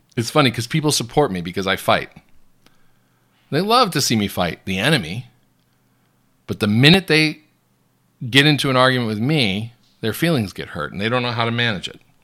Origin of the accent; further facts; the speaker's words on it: United States; I'm an American Catholic blogger and news commentator.